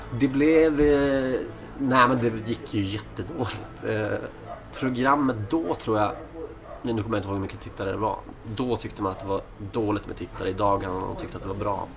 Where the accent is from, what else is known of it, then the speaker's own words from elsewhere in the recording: Skellefteå, Västerbotten County, Sweden; moved away as an adult; also born or lived in Stockholm; now in Skellefteå, Sweden; jag är från Skellefteå och spelade mycket musik när jag var yngre